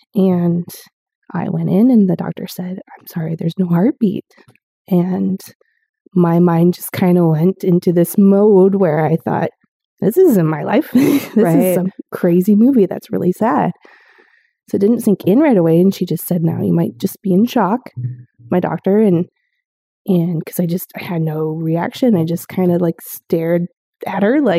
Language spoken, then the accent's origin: English; South Dakota, United States; I moved to North Dakota from South Dakota, and I came from a good-sized family of four brothers and an angel sister